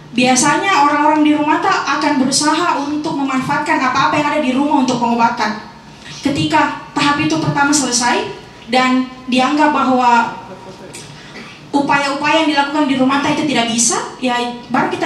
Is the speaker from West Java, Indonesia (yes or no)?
no; South Sulawesi, Indonesia; saya refleksi juga pengalamanku di rumah di kampung saya di Luwu.